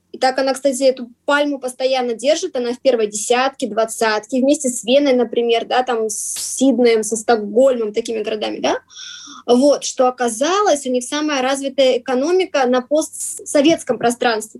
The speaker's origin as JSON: {"language": "Russian", "town": "Vladivostok", "region": "Primorsky Krai", "country": "Russia", "moved": "as an adult", "lives_now": "Prague, Czech Republic", "said": "Мы сами из Владивостока, по крайней мере, я"}